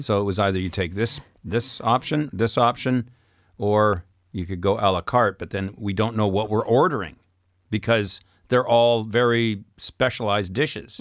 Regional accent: Saskatchewan, Canada; I'm from Saskatchewan

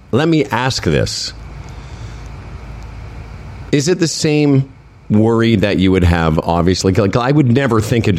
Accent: Moose Jaw, Saskatchewan, Canada; my hometown of Moose Jaw, Saskatchewan

